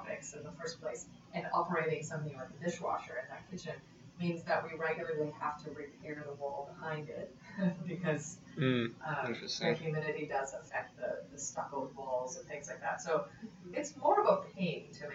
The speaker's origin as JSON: {"language": "English", "country": "Italy", "tie": "born or raised there", "also_born_or_lived": "Austin / Padua", "moved": "yes", "said": "I was born and raised in Italy"}